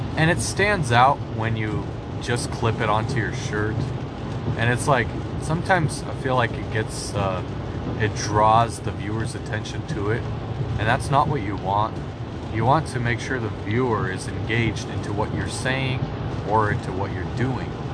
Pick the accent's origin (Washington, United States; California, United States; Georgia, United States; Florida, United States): Washington, United States; We're from Washington, we're trying to move into Idaho.